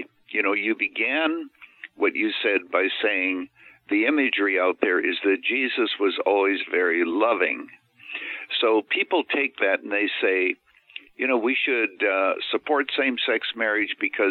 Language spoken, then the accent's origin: English; Canada; now in Illinois, United States; I was actually born and raised in Canada. So I'm a naturalized American